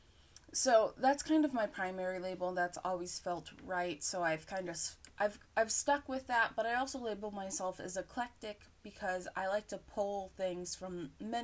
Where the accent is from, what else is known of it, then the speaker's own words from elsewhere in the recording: United States; I am from the U.S. I am an American